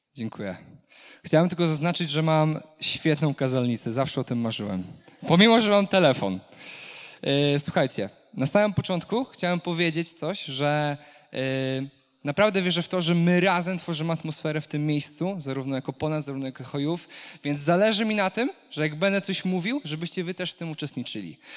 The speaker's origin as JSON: {"language": "Polish", "area": "Kashubia", "region": "Pomeranian Voivodeship", "country": "Poland", "said": "jestem Kaszubem, jestem czystej krwi Kaszubem"}